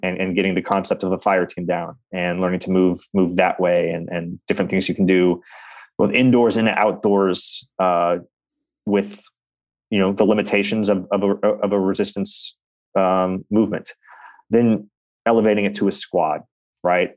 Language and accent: English; Reno, Nevada, United States; my hometown of Reno, Nevada